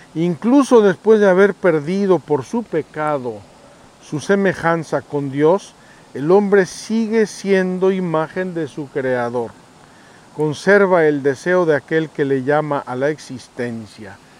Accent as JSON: {"language": "Spanish", "country": "Mexico", "said": "yo soy mexicano"}